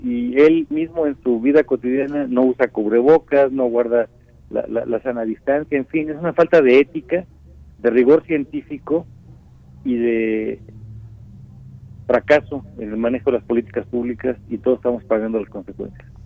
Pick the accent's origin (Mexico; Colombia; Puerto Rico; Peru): Mexico